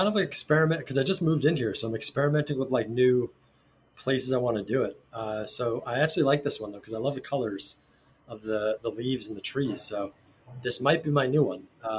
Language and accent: English; New Jersey, United States; moved away as an adult; also born or lived in New York / New York City; now in Rincon, Puerto Rico; Yeah, so I grew up in the Northeast. I was born in New York. I grew up in New Jersey. And then I went to school at NYU in New York City.